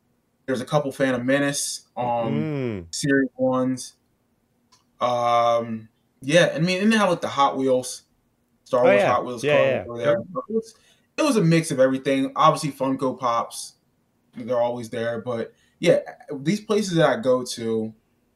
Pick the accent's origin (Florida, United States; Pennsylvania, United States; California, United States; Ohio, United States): Pennsylvania, United States; my home state